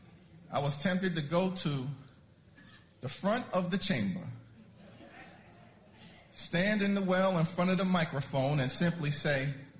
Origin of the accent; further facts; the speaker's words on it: New York City, New York, United States; I know I'm in Harlem, y'all, but he's from my hometown, and you know Brooklyn